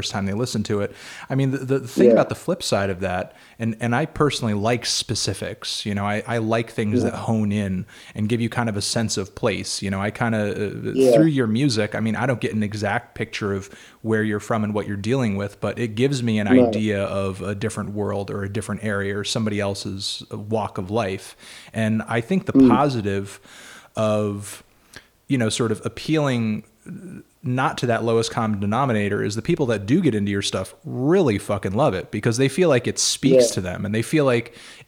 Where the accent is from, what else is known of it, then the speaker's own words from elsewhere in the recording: New York, United States; We're from New York